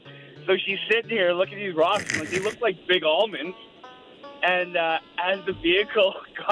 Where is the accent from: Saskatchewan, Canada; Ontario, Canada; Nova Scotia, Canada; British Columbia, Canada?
Saskatchewan, Canada; Creighton; I lived up in northern Saskatchewan, up around Creighton, Flin Flon area.